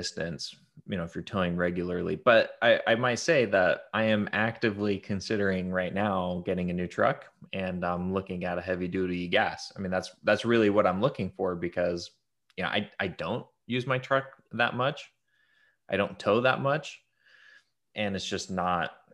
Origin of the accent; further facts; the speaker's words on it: Utah, United States; I grew up in Utah. So we grew up in Utah.